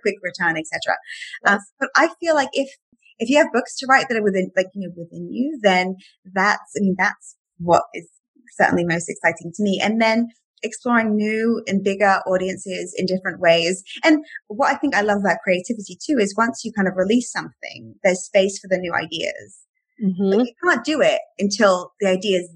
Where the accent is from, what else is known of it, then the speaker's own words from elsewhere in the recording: England, United Kingdom; now in Miami, United States; I'm from England